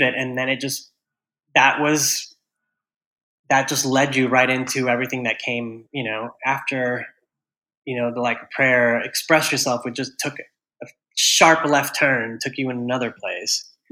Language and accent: English; Houston, Texas, United States; now in New York City, United States; I grew up in Houston, Texas